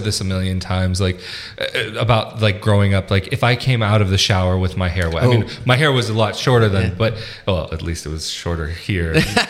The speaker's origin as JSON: {"language": "English", "country": "United States", "tie": "born there", "said": "I'm American kind of by default. It's like I was born there. My mother is American."}